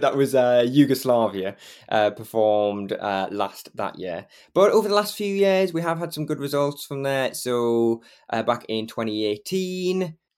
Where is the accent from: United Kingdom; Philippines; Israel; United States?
United Kingdom; Geordie, North East England; accent: Geordie; I'm on it every week, a Geordie, and I never get to sort of express that Geordie accent properly